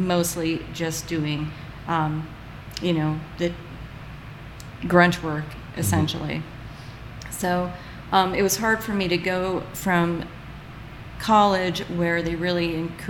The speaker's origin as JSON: {"language": "English", "town": "Duluth", "region": "Minnesota", "country": "United States", "tie": "born or raised there", "also_born_or_lived": "Iowa", "moved": "as an adult", "lives_now": "Missouri, United States", "said": "I was born in Duluth, Minnesota"}